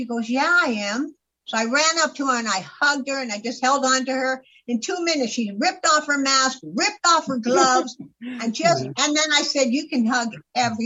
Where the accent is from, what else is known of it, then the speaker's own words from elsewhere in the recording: California, United States; also born or lived in Florida; now in Arizona, United States; I grew up in California, and then I spent the last 25 years before I came here in Florida, right by the beach